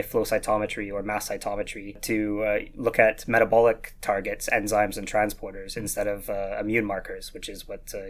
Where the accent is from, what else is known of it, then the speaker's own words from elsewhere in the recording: Vancouver, British Columbia, Canada; accent: slight Scottish twang; moved away as an adult; also born or lived in Glasgow, United Kingdom; now in Leiden, Netherlands; I was born and raised in Vancouver